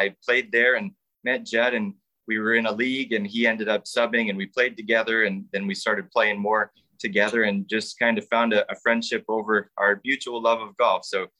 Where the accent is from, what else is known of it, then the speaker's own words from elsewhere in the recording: Albany, New York, United States; moved away as an adult; also born or lived in Baltimore, Maryland / Buffalo, New York; now in Rochester, United States; I am actually from the Albany area, but I went to school at U of R, and then I ended up going to Johns Hopkins and got a master's, and then went to law school at UB in Buffalo. And I live in Brighton here